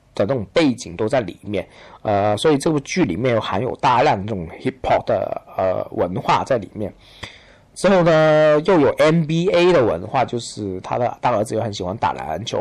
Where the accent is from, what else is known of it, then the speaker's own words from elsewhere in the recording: China; 我们中国人在看美国